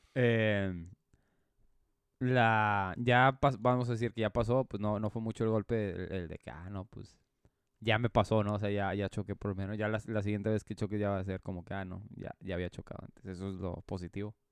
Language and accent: Spanish; Mexico; ninguno teníamos los papeles en regla como buenos mexicanos